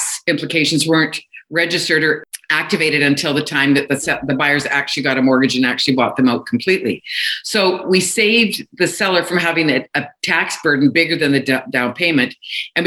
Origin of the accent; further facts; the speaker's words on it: Kelowna, British Columbia, Canada; also born or lived in Alberta; I'm from Kelowna, British Columbia, Canada. But I started my real estate career in Alberta